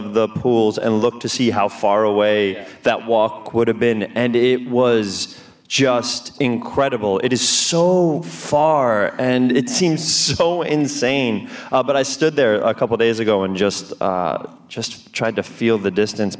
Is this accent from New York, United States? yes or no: yes; New York, United States; I'm from New York